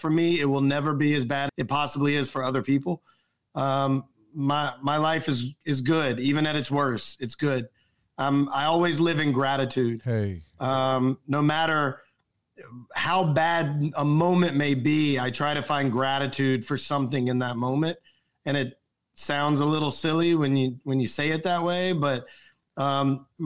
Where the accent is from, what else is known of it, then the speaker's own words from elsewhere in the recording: the South, United States; I grew up in the South, I ate a lot of fast food.